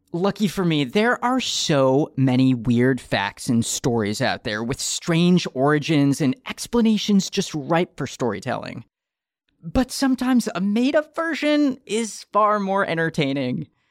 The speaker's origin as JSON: {"language": "English", "town": "Detroit", "region": "Michigan", "country": "United States", "tie": "born or raised there", "said": "As the youngest child of three growing up in Detroit, Michigan in the 1990s"}